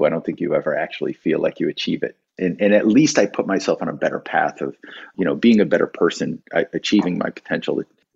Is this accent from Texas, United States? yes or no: no; Oakville, Connecticut, United States; also born or lived in Waterbury, Connecticut; the town I actually grew up in is next to Waterbury, called Oakville. But I went to high school in Waterbury